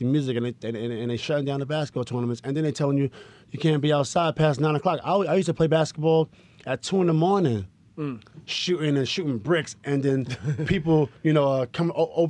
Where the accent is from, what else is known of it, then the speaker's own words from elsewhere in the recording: Queensbridge, New York, United States; It's all about Queensbridge. I'm from Queensbridge this, Queensbridge that.